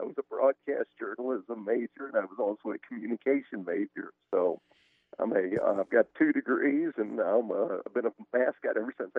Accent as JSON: {"language": "English", "town": "St. Charles", "region": "Missouri", "country": "United States", "tie": "born or raised there", "also_born_or_lived": "Columbia, Missouri", "said": "Yeah, I grew up in St. Charles, Missouri. That is about 30 miles west of St. Louis. And, grew up there"}